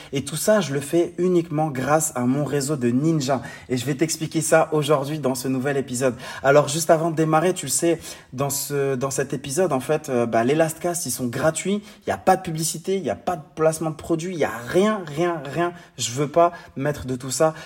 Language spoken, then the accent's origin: French; Morocco; mon pays natal, le Maroc